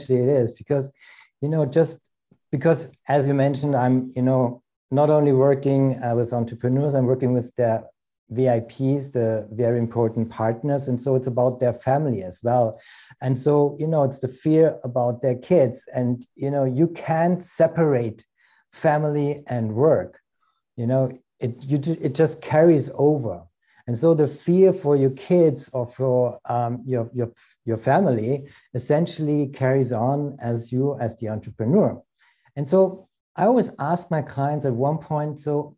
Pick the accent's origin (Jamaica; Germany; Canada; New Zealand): Germany; I'm originally from Germany, but I work worldwide, internationally, mostly North America